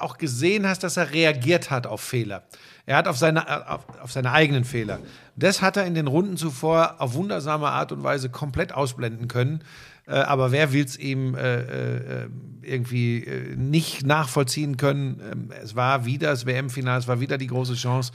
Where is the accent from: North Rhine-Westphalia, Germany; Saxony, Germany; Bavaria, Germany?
North Rhine-Westphalia, Germany; Hagen; wir sind ja beides Hagener Jungs. Wir kommen ja beide aus Hagen